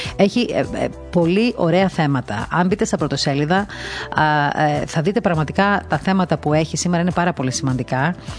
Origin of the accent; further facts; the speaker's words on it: Crete, Greece; γεννήθηκα και στην Κρήτη, ε, έμαθα να ζω μέσα στην παράδοση